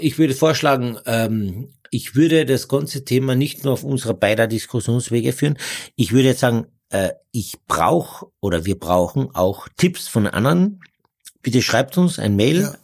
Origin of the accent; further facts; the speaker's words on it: Carinthia, Austria; als äh, Kärntner